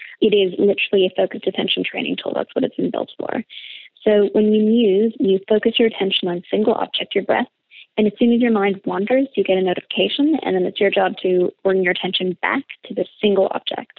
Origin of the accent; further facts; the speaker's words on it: Canada; Being Canadian, I marginally speak French